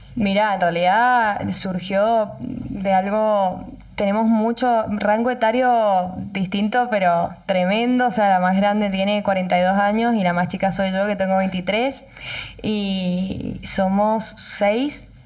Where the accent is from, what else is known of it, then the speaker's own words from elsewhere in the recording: Tupungato, Mendoza, Argentina; yo nací en Tupungato, toda mi familia es de Tupungato, hice la primaria, la secundaria, tengo todos mis amigos en Tupungato